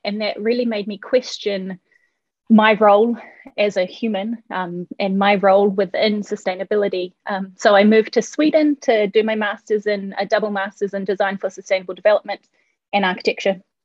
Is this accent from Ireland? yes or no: no; New Zealand; moved away as an adult; now in Denmark; I'm from New Zealand.